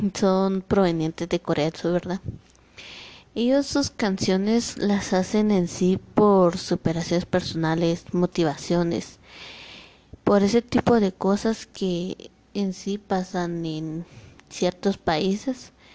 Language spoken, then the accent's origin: Spanish; Guatemala; now in Mixco, Guatemala; yo soy de Guatemala, pero ahorita estoy viviendo en Misco.